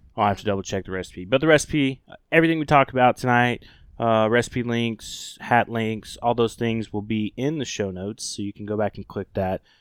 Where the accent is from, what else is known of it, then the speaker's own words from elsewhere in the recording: Oklahoma, United States; moved away; the great state of Oklahoma, uh, my home state